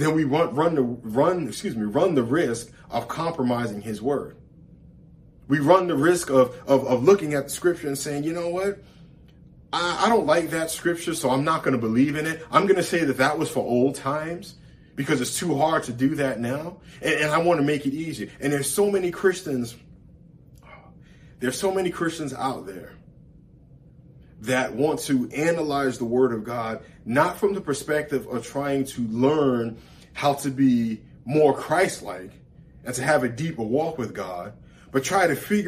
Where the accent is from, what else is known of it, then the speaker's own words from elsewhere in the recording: New York, United States; as a kid growing up in New York